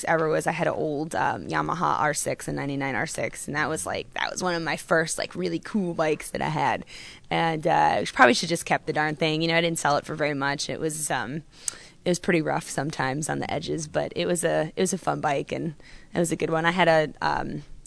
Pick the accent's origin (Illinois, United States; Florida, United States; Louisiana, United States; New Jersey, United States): Florida, United States; Daytona Beach; growing up in Daytona, obviously motorcycles have a pretty big influence in Daytona.